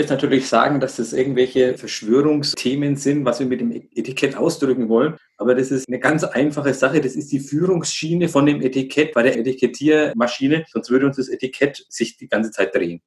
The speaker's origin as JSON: {"language": "German", "town": "Altenkunstadt", "region": "Bavaria", "country": "Germany", "tie": "born or raised there", "accent": "Franconian", "moved": "as an adult", "lives_now": "Altenburg, Germany", "said": "ich stamme ja aus dem Brauhaus in, in Altenkunststadt"}